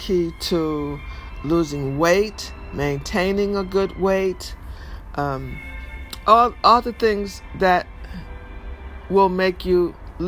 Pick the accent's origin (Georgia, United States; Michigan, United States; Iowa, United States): Michigan, United States; Detroit; moved away as an adult; now in New York, United States; I grew up in Detroit, so we said pop. I live in New York mostly, you know, all my adult life.